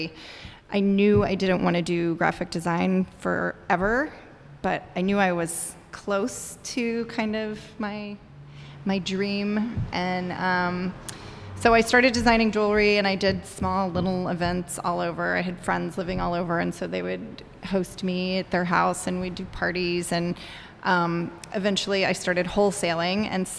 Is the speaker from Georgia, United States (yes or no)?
yes; Atlanta, Georgia, United States; moved away as an adult; also born or lived in Miami, Florida / Washington, District of Columbia, United States; now in Chicago, United States; I grew up in the South in Atlanta, Miami in Atlanta, and moved to Chicago in 2000 for a job